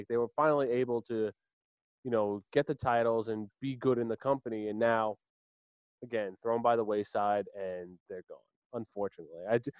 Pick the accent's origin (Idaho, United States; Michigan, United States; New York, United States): New York, United States; Long Island; we're all from Long Island